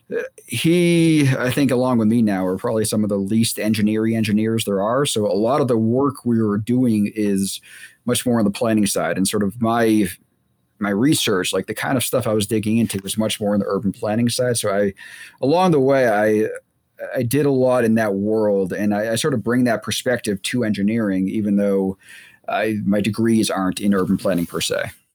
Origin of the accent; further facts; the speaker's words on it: Boston, Massachusetts, United States; also born or lived in Virginia; I grew up in the Boston area